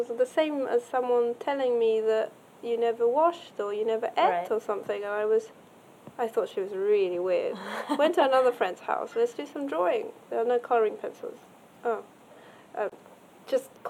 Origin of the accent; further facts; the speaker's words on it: Japan; I grew up in Japan